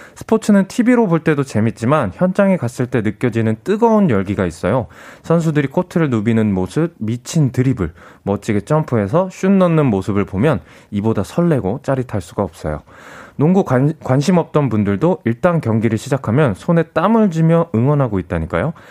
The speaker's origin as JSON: {"language": "Korean", "country": "South Korea", "said": "제가 이제 한국인이다 보니까"}